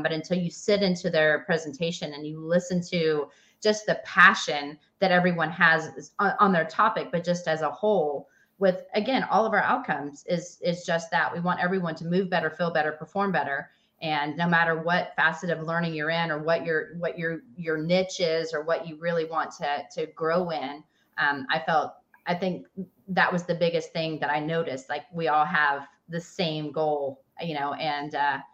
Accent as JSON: {"language": "English", "region": "Southern United States", "country": "United States", "accent": "Southern", "said": "my Southern accent"}